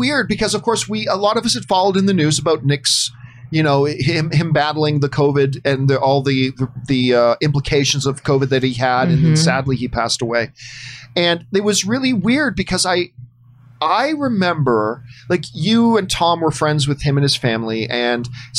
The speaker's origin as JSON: {"language": "English", "town": "Hamilton", "region": "Ontario", "country": "Canada", "tie": "born or raised there", "also_born_or_lived": "Saskatchewan", "said": "I am a Hamilton, Ontario kid. That's the Hammer is my hometown. It is the greatest city in the world."}